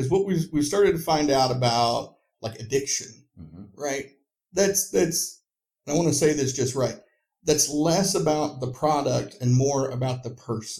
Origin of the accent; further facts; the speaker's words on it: Northeast Tennessee, United States; I grew up in Northeast Tennessee.